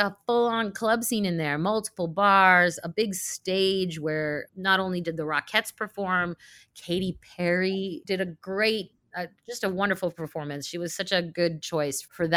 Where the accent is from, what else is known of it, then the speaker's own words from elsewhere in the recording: Saint Petersburg, Russia; moved away; I'm from Russia, from St. Petersburg